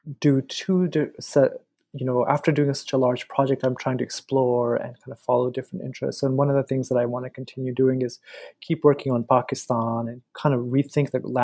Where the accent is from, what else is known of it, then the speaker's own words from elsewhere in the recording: United States; growing up in the States